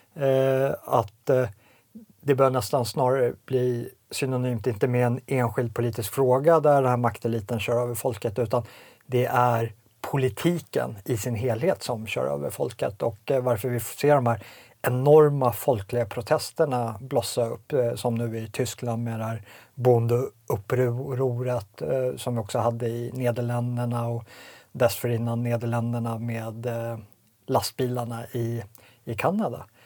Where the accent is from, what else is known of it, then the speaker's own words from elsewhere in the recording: Sweden; also born or lived in Småland; som svensk medborgare, som, som etnisk svensk, som svensk från sån svunnen tid